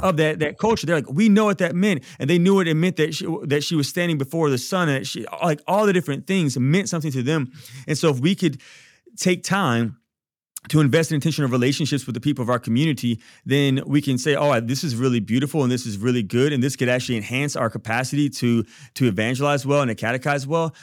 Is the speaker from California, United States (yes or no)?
no; Baton Rouge, Louisiana, United States; I'm from Baton Rouge